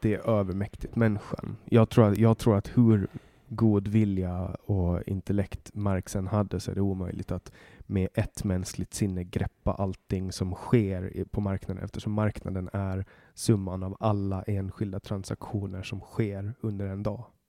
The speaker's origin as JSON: {"language": "Swedish", "country": "Åland Islands", "said": "jag kommer ju från Åland Åland är en ö"}